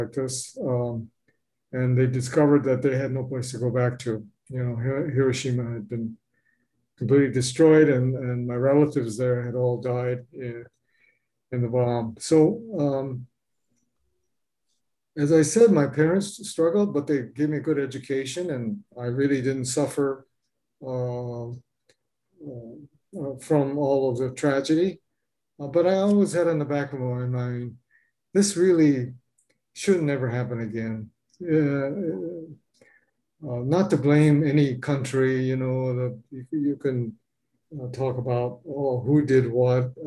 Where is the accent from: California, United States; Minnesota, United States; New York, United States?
California, United States; Los Angeles; moved away as an adult; now in Homer, United States; I was born and raised in Los Angeles